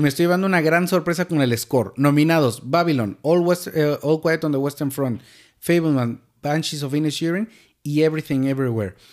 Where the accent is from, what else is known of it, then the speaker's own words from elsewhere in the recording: Mexico; Nos vuela la cabeza a todos como mexicanos